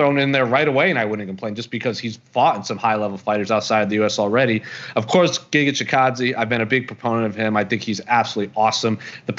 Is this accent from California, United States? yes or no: no; Arizona, United States; I'm from Arizona.